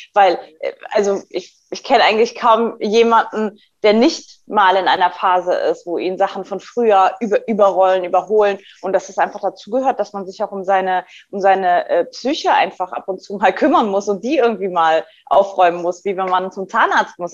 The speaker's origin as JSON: {"language": "German", "town": "Saarbrücken", "region": "Saarland", "country": "Germany", "tie": "born or raised there", "said": "in meiner Heimatstadt Saarbrücken"}